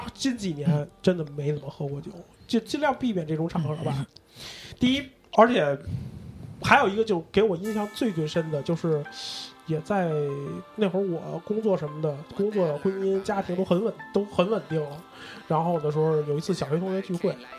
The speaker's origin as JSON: {"language": "Chinese", "region": "Beijing", "country": "China", "said": "就是咱们北京话酒腻子嘛"}